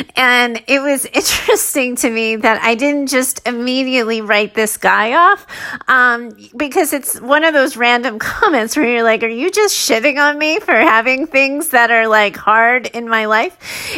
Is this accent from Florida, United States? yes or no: no; Arizona, United States; now in California, United States; I grew up in Arizona. And then I wanted a new environment. I wanted to see what it was like in a new place. So I moved to California.